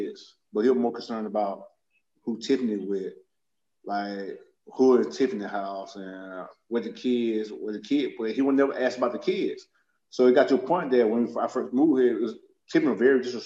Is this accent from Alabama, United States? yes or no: yes; Birmingham, Alabama, United States; moved away; I was from Birmingham